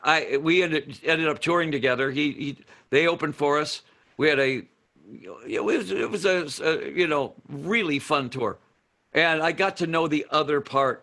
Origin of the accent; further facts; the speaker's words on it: Detroit, Michigan, United States; moved away; also born or lived in Phoenix; I was from Detroit.